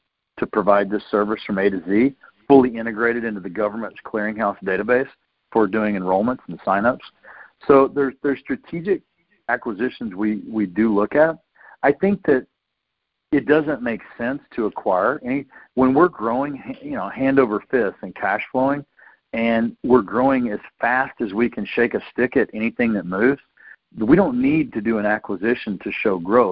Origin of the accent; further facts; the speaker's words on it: Tennessee, United States; I'm a guy from Tennessee